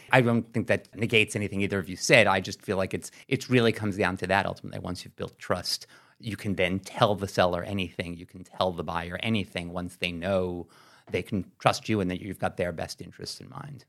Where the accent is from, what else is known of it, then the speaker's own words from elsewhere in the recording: New York City, New York, United States; I know I grew up in New York City. I'm from Brooklyn, live in Manhattan.